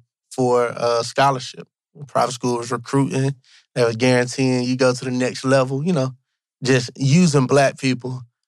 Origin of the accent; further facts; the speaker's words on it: Monroe, Georgia, United States; born and raised in Monroe, Georgia. That's important. Country boy that the city loves. Monroe is a population of 13,578 people.